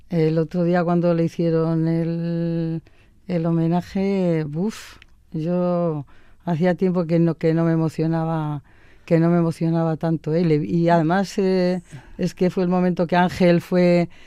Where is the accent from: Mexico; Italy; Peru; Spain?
Spain; Basque Country; also born or lived in Retuerto, Barakaldo, Biscay; Yo vine con ocho años, entonces yo soy alavesa.